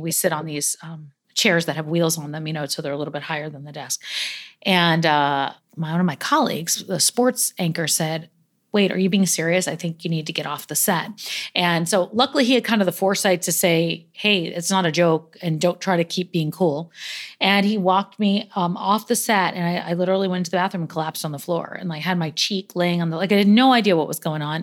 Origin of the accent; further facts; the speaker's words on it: New York, United States; I'm a New Yorker through and through.